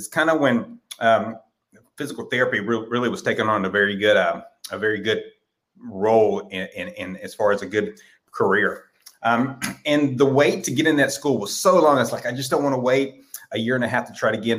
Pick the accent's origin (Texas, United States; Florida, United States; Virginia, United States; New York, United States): Texas, United States; I am from Texas